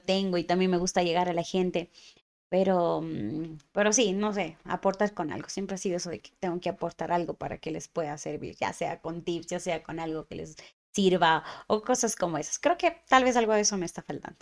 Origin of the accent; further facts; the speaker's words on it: Cuenca, Azuay, Ecuador; yo soy cuencana hasta las mismas